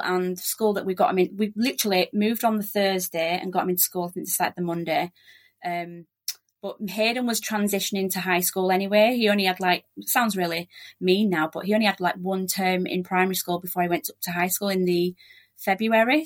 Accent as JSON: {"language": "English", "town": "Leeds", "region": "Yorkshire and the Humber", "country": "United Kingdom", "also_born_or_lived": "South Australia / Joondalup, Perth", "moved": "as an adult", "lives_now": "Perth, Australia", "said": "we're from Leeds in West Yorkshire"}